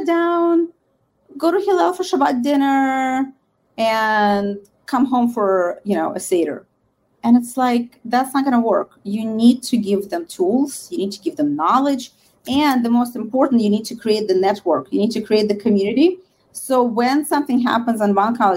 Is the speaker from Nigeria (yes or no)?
no; Russia; now in United States; for the most part, was Russian Jews, because we are still very much, we have relatives, we have friends in Israel